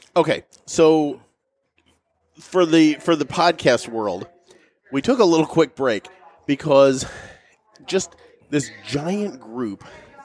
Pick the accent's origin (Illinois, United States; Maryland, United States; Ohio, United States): Illinois, United States; We're from Illinois, we know.